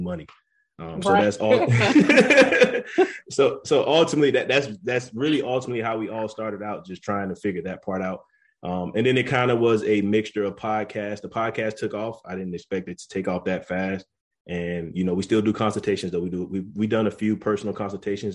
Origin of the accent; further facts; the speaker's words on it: Florence, South Carolina, United States; moved away as an adult; I'm originally from Florence, South Carolina. Me and Raven went to school together from Wilson University or Wilson High